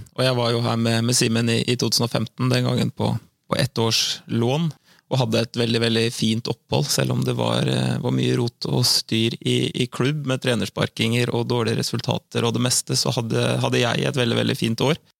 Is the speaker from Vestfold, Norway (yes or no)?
yes; Søndre Sande, Vestfold, Norway; moved away as an adult; also born or lived in Hvaler; now in Fredrikstad, Norway; Jeg vokste opp eh, ute på jeg vokste opp ute på Søndre Sande